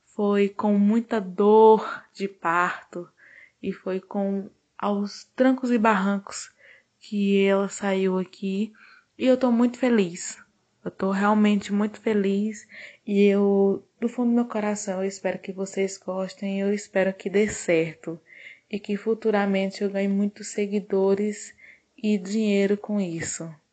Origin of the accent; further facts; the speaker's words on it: Northeast Region, Brazil; eu sou brasileira e sou nordestina